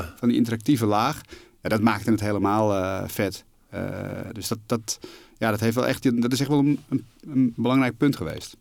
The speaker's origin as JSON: {"language": "Dutch", "town": "Alkmaar", "region": "North Holland", "country": "Netherlands", "tie": "born or raised there", "also_born_or_lived": "Amsterdam", "said": "ik ben geboren in Amsterdam. Ik ben opgegroeid in, in Alkmaar."}